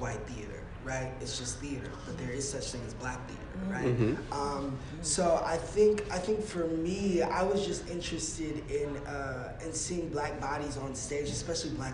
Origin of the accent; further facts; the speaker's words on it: Hurst, Texas, United States; I grew up in Hearst, Texas